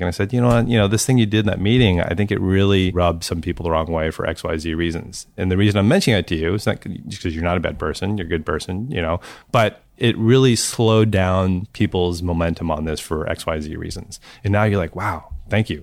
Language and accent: English; St. Louis, Missouri, United States; I grew up in Saint Louis